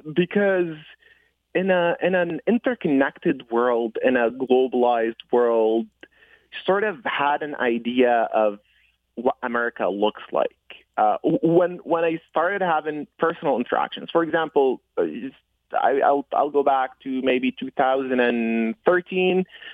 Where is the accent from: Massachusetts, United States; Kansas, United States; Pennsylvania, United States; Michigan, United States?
Michigan, United States; Detroit; I grew up in Detroit. I spent most of my adult life in Detroit after coming here as a 15, 16-year-old.